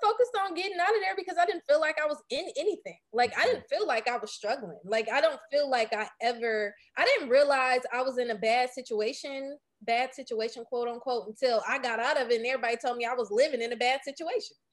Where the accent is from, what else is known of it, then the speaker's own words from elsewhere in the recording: Detroit, Michigan, United States; I was born and raised on the east side of Detroit